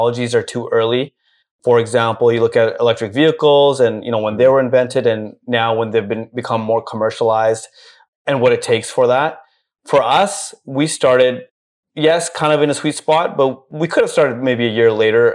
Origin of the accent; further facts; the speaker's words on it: Vancouver, British Columbia, Canada; moved away as an adult; also born or lived in Toronto; now in Dubai, United Arab Emirates; born and raised in South Van.